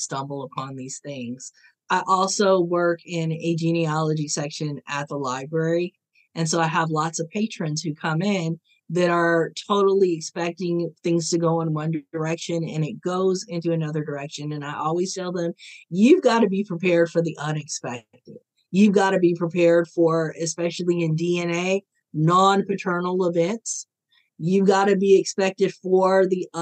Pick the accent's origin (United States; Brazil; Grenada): United States; Ohio; I was born in Ohio.